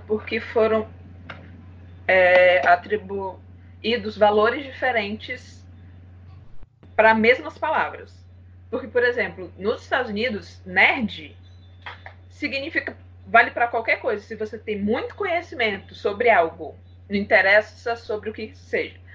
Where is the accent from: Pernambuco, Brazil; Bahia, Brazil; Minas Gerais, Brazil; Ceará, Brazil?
Ceará, Brazil; Eu sou cearense, sou fotógrafa